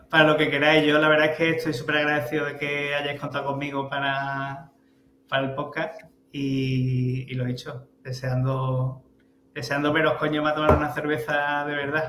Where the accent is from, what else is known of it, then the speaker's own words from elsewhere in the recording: El Puerto de Santa María, Andalusia, Spain; soy muy de mi tierra